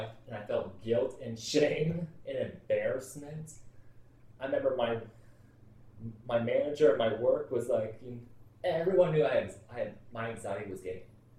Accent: Kansas, United States; born there; I was born in Kansas

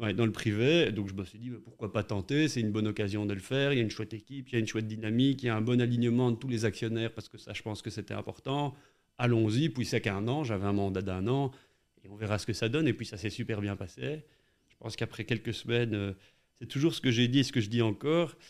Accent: Charleroi, Wallonia, Belgium; also born or lived in Brussels / Louvain-la-Neuve; j'ai grandi à, à Ransard

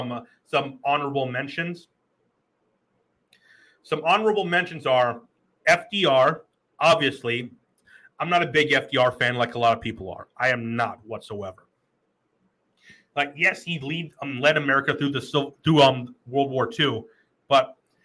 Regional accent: Iowa, United States; I'm from Iowa and I live there

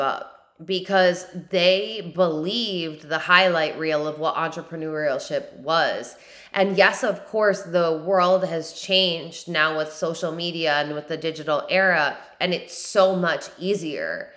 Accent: New York, United States; now in South Carolina, United States; I'm from New York, but even in New York, I had the highest work ethic

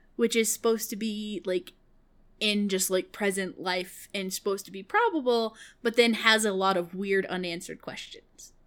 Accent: Kansas, United States; moved away; I lived in Kansas. I was born in Kansas

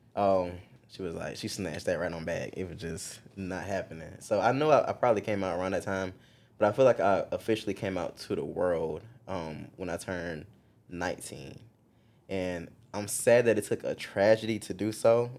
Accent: Marion, South Carolina, United States; moved away as an adult; now in Columbia, United States; I'm actually from Marion, South Carolina. It is small town of South Carolina

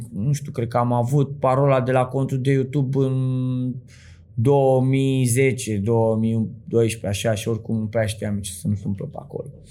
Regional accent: Bucharest, Romania; vin din Sălăjean

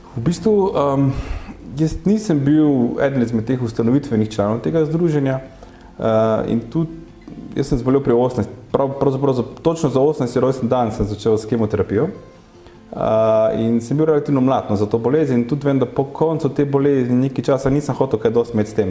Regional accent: Carinthia, Slovenia; v osnovi izhajam iz Koroške

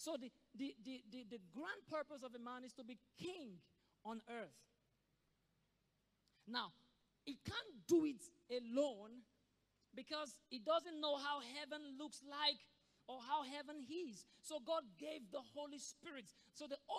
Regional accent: Nigeria; as a Nigerian

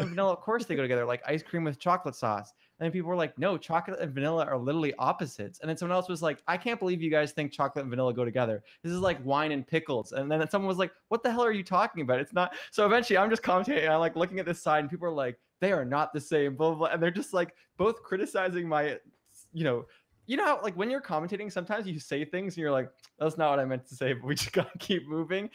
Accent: Ontario, Canada; moved away as an adult; also born or lived in West Coast of Canada; I'm from Ontario

